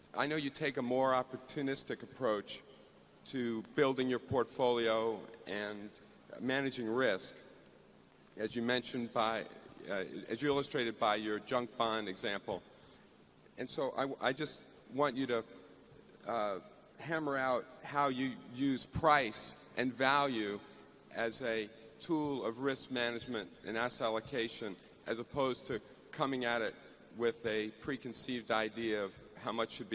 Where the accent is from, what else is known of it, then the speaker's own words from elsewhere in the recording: Los Angeles, California, United States; from Los Angeles.